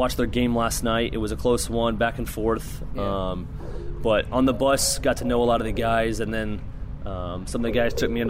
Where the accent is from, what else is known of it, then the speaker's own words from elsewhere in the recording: Phoenix, Arizona, United States; moved away; I'm from Phoenix, Arizona